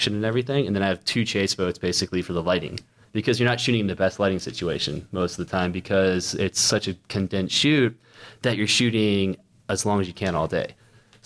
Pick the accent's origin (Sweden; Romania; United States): United States; Orlando, Florida; I base in Orlando, and I seriously did 2 shoots last year in all of Orlando, my hometown